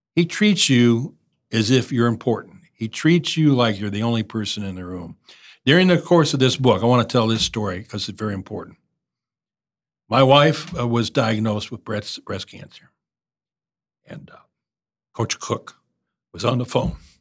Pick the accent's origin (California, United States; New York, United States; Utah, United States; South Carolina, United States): California, United States; Los Angeles; moved away; also born or lived in Oklahoma; I grew up in Los Angeles